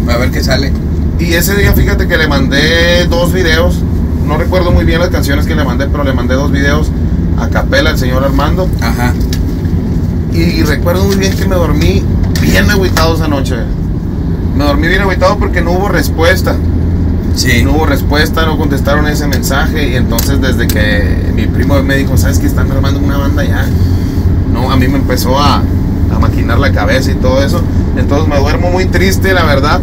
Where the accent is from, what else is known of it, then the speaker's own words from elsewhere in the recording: Sonora, Mexico; also born or lived in Ciudad Juárez, Chihuahua; Yo soy de Ciudad Juárez, pero me crié, me ah, crié allá en Sonora siempre. Desde los 12 años allá me crié